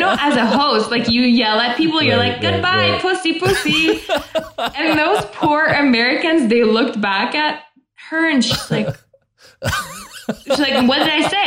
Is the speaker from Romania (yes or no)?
yes; Oradea, Bihor County, Romania; English is a second language; moved away as an adult; now in United States; where I grew up in Oradea